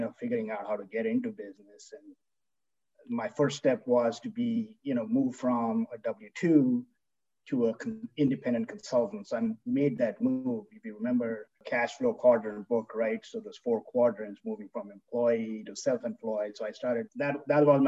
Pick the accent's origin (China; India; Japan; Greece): India; moved away as an adult; now in United States; I grew up in India. You know, I was there for 22 years, came here for my grad school.